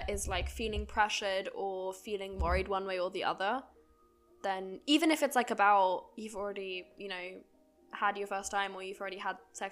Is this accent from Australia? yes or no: no; Germany; I grew up in Germany